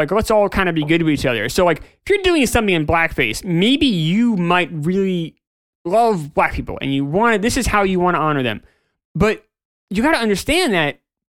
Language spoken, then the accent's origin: English; Jamaica; You know, I'm from Jamaica. This is kind of the, you know, we don't have, you know, we're a small country. We don't have it. We're not America.